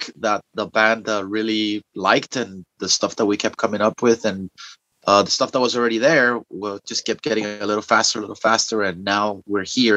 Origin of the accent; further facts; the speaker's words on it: Miami, Florida, United States; moved away; I am originally from the Southeast, actually. I come from the faraway land of Miami, Florida